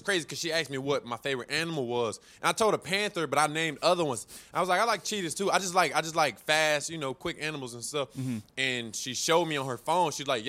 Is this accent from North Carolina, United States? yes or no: yes; Winston-Salem, North Carolina, United States; And then they have like in my hometown, like Winston-Salem.